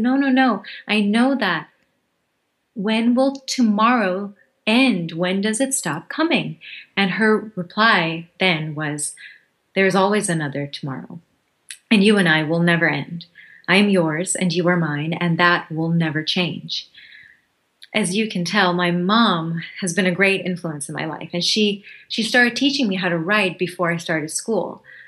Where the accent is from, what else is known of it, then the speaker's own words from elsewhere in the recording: Thailand; moved away; also born or lived in Bangladesh / Hawaii; I'm from Bangladesh. I was born there. We moved to Hawaii when I was 2, and then when I was 6, we moved to Thailand.